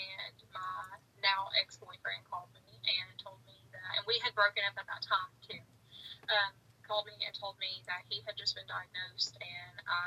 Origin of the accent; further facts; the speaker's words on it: Chattanooga, Tennessee, United States; also born or lived in Kentucky; I'm from the Chattanooga area